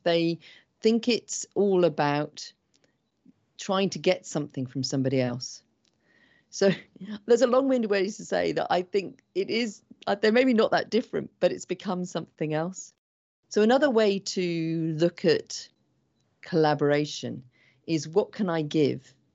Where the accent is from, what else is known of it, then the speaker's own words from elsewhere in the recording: England, United Kingdom; I'm English